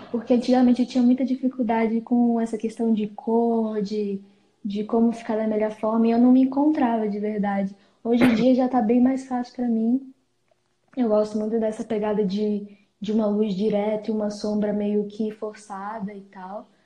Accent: Planaltina, Federal District, Brazil; Eu tenho 17 anos e sou de Brasília, na verdade, Panaltina, que fica no entorno de Brasília.

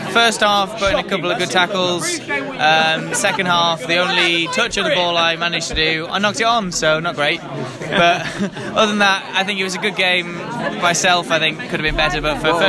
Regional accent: Nether Kellet, North West England, United Kingdom; accent: northern; moved away; I'm northern, so I'm from Lancaster originally. Well, just outside of Lancaster.

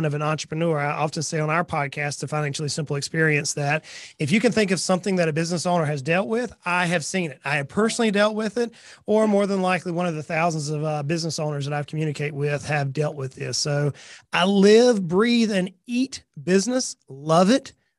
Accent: South Georgia, United States; moved away as an adult; now in Tennessee, United States; I was born and raised in South Georgia.

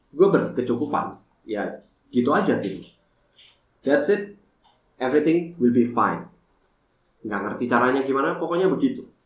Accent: Sidoarjo, East Java, Indonesia; now in Jakarta, Indonesia; sampai 2020 gue memutuskan untuk balik ke Sidoarjo, kampung halaman gue untuk open my new uh, eh, F&B business.

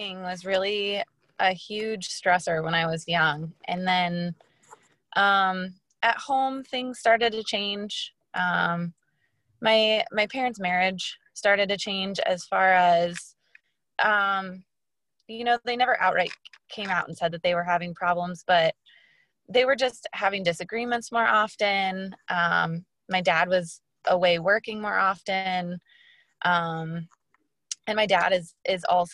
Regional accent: Des Moines, Iowa, United States; now in St. Charles, United States; I grew up in Des Moines, so I'm not too far from home

